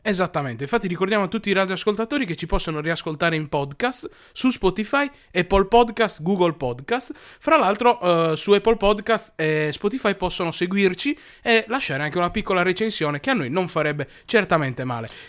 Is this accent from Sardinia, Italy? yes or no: yes; Sardinia, Italy; Noi da Sardi